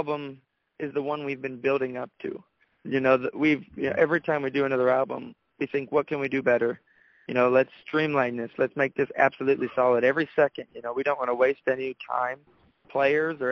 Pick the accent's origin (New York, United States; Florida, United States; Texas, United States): Florida, United States; Daytona Beach; we went to the same high school